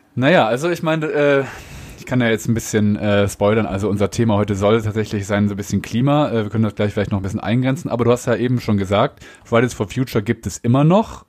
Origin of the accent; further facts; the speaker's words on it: Germany; Als Deutscher